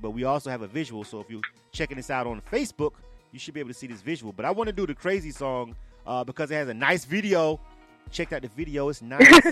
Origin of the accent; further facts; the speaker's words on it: Panama City, Florida, United States; I'm born and raised in Florida. Uh, I'm from mm. Panama City. I'm from the Panhandle